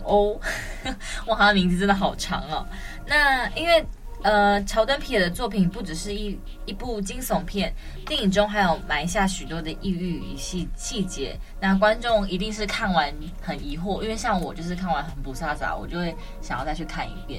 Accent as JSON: {"language": "Chinese", "country": "Taiwan", "said": "我自己身为台湾人"}